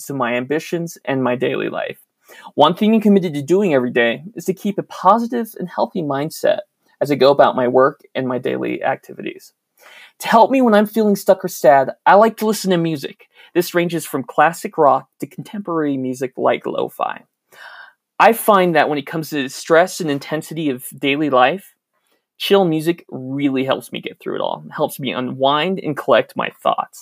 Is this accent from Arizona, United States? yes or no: yes; Mesa, Arizona, United States; I'm originally from Mesa, Arizona